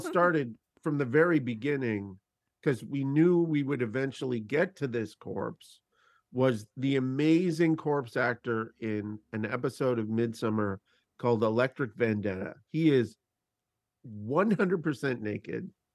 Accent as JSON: {"language": "English", "country": "Canada", "said": "as a Canadian person"}